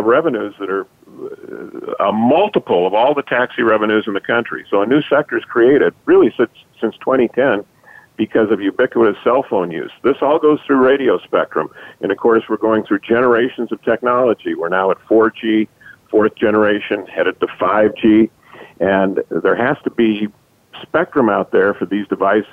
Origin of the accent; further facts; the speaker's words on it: Los Angeles, California, United States; I grew up in Los Angeles